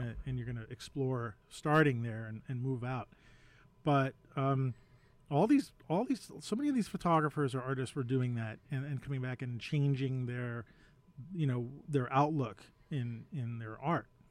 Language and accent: English; New York City, New York, United States; I grew up in Manhattan